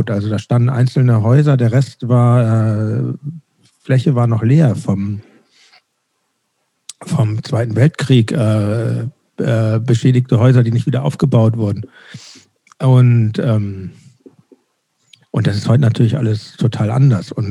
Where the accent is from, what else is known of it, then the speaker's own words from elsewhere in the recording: Hamburg, Germany; ich bin in Winterhude aufgewachsen und dann, das war vielleicht zwei Jahre später, 79, 80, da, also da war Hamburg noch ein bisschen anders, als es jetzt ist.